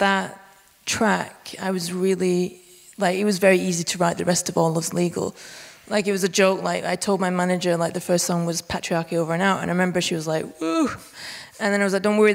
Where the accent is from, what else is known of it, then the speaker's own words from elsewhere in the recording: Bolton, North West England, United Kingdom; now in Berlin, Germany; I'm originally from a village called Dunsker on the outskirts of Bolton, which is northwest UK, like right up in the north.